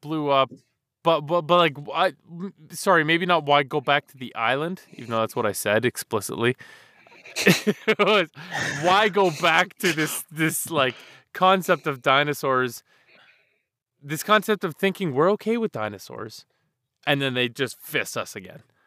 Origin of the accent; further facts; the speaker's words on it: Canada; I'm Canadian